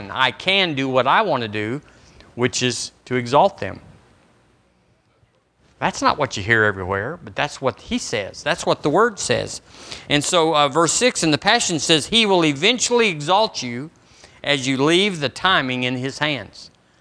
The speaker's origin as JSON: {"language": "English", "region": "Texas", "country": "United States", "lives_now": "Alabama, United States", "said": "When I moved here from Texas, I was full of Texas, and it wasn't pretty"}